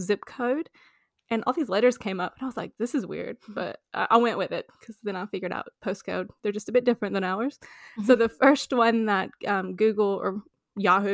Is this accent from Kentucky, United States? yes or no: yes; the South, Kentucky, United States; moved away; also born or lived in Hawaii; I'm from the South originally